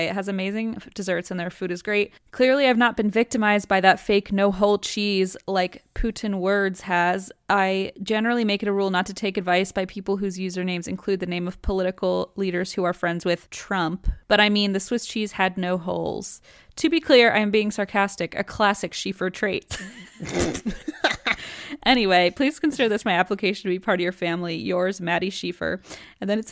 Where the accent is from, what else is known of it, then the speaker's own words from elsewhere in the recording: Grand Rapids, Michigan, United States; now in Kentucky, United States; my hometown of Grand Rapids, Michigan